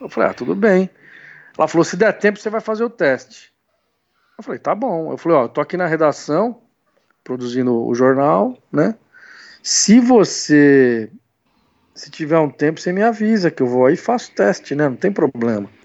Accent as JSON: {"language": "Portuguese", "town": "São Bernardo do Campo", "region": "São Paulo", "country": "Brazil", "said": "Eu sou do ABC, né? Eu sou uhum. de São Bernardo."}